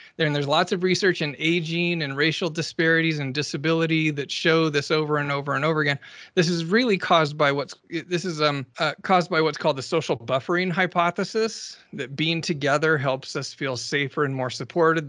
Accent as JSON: {"language": "English", "region": "Alaska", "country": "United States", "tie": "born or raised there", "said": "I grew up in Alaska"}